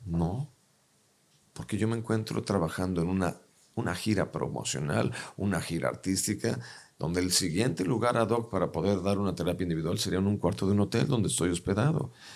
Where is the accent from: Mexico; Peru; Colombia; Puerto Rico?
Mexico; Los mexicanos tenemos todo para ser dueños del planeta